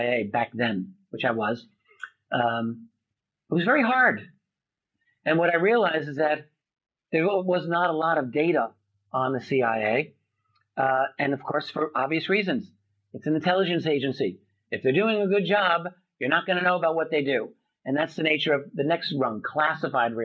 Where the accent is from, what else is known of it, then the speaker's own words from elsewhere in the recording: United States; I'm an American